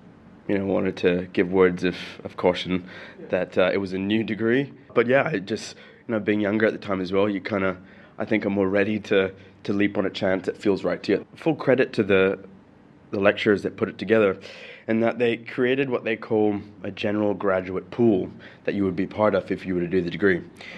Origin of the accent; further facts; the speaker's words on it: Sharjah, United Arab Emirates; also born or lived in Brazil; And I was born in 83 in Sharjah. I think I spent a year here before going back to Brazil. And my parents traveled quite a bit around Europe and the States. And we came back in 92. This country made me.